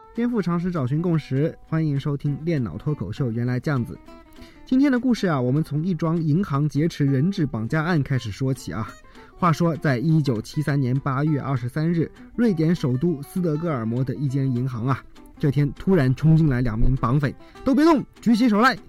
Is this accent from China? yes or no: yes; China; moved away; 我是中国来的